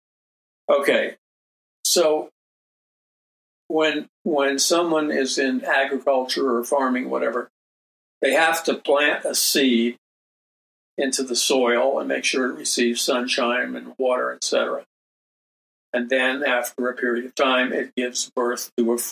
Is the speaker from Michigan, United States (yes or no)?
no; New York City, New York, United States; I was raised in New York City. I mean, I'm a city boy.